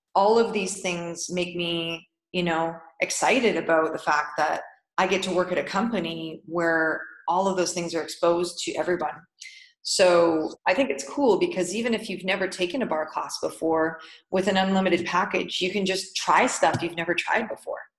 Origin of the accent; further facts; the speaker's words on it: Canada; moved away as an adult; now in Dubai, United Arab Emirates; Being a Canadian